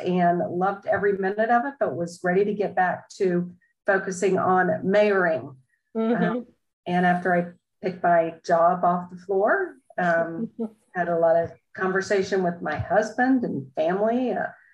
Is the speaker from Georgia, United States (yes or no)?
yes; Sandy Springs, Georgia, United States; I am almost an Atlanta native. We moved down here when I was 4 months old, but I grew up in the Sandy Springs area